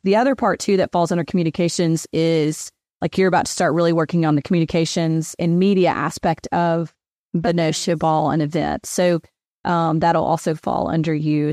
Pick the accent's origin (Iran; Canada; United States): United States; Hendersonville, Tennessee; moved away as an adult; also born or lived in Knoxville, Tennessee; now in Memphis, United States; I was born in Hendersonville, Tennessee, which is just north of Nashville